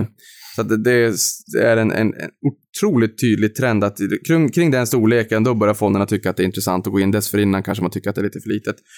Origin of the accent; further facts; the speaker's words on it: Norrland, Sweden; jag är norrlänning